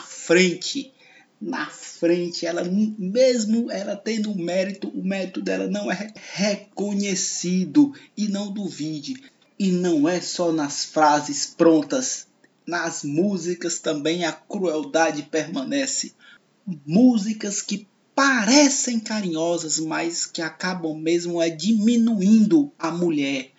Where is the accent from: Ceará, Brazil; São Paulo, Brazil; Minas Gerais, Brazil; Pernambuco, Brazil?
Ceará, Brazil; Fortaleza; Eu falo do Nordeste, do Ceará, de Fortaleza, vizinho ao bairro onde nasceu Tom Cavalcante, Montese, e olhando para a Serra de Maranguape, onde nasceu o nosso salvador Chico Anísio. Esse é o meu lugar.